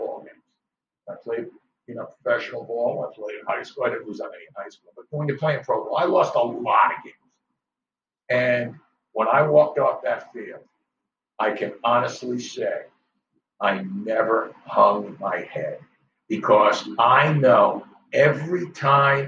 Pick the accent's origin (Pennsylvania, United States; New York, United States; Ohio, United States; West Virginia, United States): New York, United States; Growing up in New York